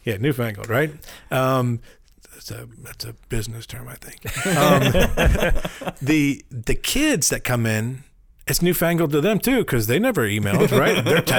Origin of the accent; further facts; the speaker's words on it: Richmond, Virginia, United States; I'm from Richmond, Virginia